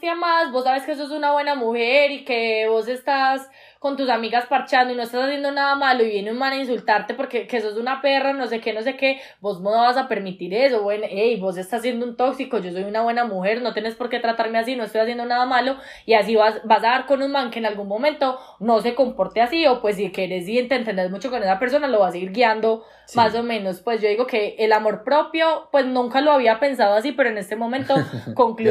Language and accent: Spanish; Medellín, Antioquia, Colombia; somos de Medellín, esta ciudad es un pueblo